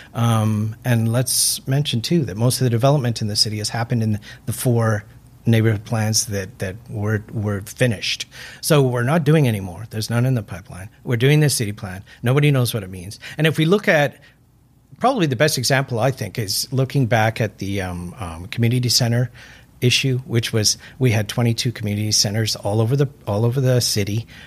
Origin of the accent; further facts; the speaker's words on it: Vancouver, British Columbia, Canada; moved away as an adult; also born or lived in Burnaby / Vietnam / Beijing / Guangzhou; I am from Vancouver. I was actually born in Burnaby, but uh, grew up here